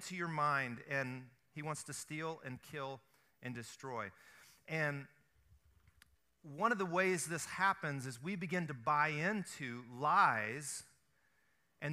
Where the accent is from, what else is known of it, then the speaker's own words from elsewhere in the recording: the South, United States; I grew up in the South. We fry everything